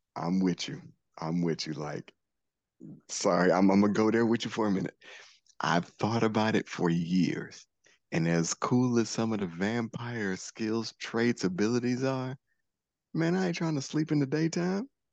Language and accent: English; Detroit, Michigan, United States; I'm also from Detroit